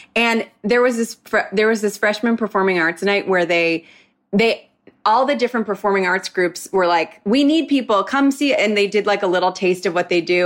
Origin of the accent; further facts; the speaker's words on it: Moreland Hills, Ohio, United States; moved away as an adult; I'm from Cleveland, like a suburb of Cleveland